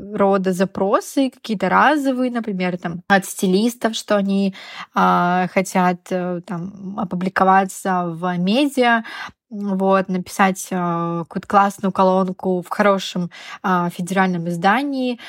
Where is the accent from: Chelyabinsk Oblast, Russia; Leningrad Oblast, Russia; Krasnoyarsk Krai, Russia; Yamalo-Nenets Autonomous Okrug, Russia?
Yamalo-Nenets Autonomous Okrug, Russia; moved away as an adult; also born or lived in Rostov-on-Don / Moscow / Barcelona; Я родилась на Ямале.